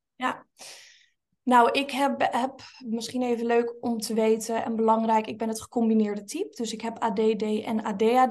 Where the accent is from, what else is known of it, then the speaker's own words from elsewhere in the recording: Linschoten, Utrecht, Netherlands; ik ben opgegroeid in een klein dorpje met um, plus minus 5000 inwoners in Linschoten